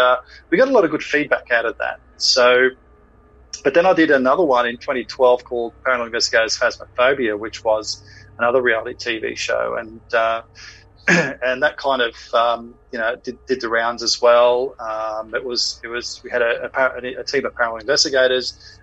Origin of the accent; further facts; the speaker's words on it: Australia; look, you know, guys, we're here from Australia.